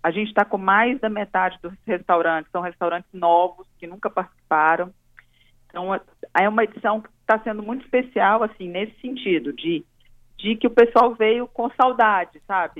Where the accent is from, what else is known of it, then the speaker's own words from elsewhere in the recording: Minas Gerais, Brazil; now in Espírito Santo, Brazil; Eu sou mineira, né, mas já me considero capixaba, moro aqui há 18 anos